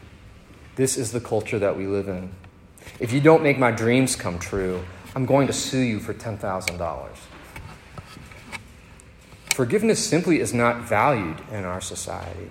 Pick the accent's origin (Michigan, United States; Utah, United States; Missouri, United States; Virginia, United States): Virginia, United States; Northern; born or raised there; moved away